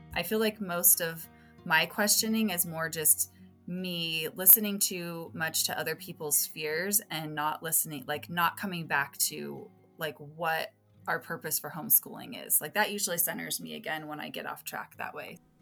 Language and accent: English; Las Vegas, Nevada, United States; I'm from Las Vegas, Nevada, and I live with my husband and my two